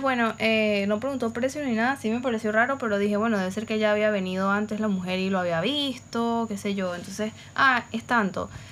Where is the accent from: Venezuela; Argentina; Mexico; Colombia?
Venezuela; Caracas, Capital District; now in Valencia, Venezuela; yo vivo en Valencia y la mayoría de mi familia eh, nosotros somos de Caracas en verdad.